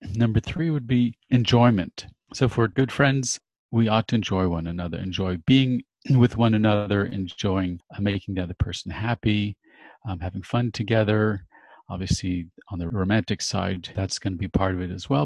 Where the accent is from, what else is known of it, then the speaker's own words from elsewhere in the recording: Los Angeles, California, United States; moved away as an adult; now in Switzerland; I'm a native Californian, actually born in Hollywood, and I am now for three and a half years in Switzerland